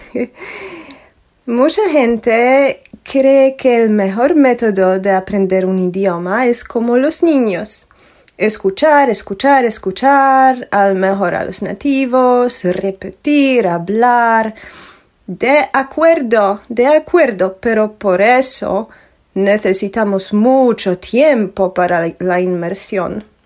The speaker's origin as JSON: {"language": "Spanish", "country": "Poland", "second_language": "Spanish", "said": "soy polaca, original"}